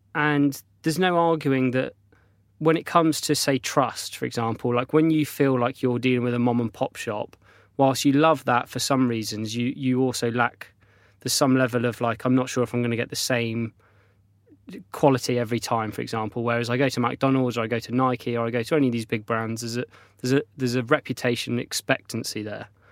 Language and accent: English; North Devon, South West England, United Kingdom; when I was a child, I grew up in North Devon on the south coast.